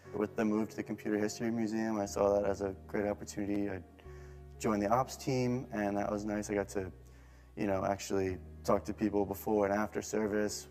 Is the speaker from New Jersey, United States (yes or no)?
yes; Bloomfield, New Jersey, United States; moved away as an adult; now in Bay Area, United States; I'm from Bloomfield, New Jersey.